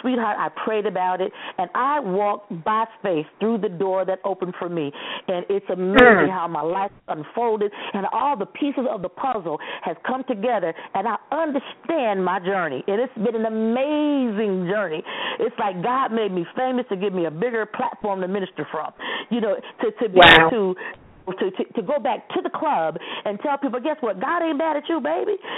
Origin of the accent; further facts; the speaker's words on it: Toledo, Ohio, United States; I grew up in Toledo